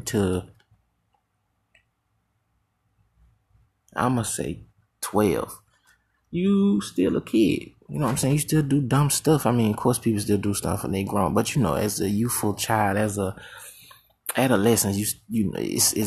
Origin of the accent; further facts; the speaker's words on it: Hattiesburg, Mississippi, United States; I was born in Hattiesburg, Mississippi, to join a clan of five